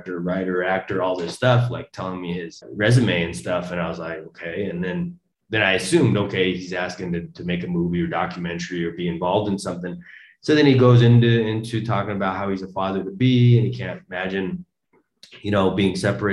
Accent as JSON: {"language": "English", "country": "United States", "moved": "as an adult", "lives_now": "South Korea", "said": "me as an American"}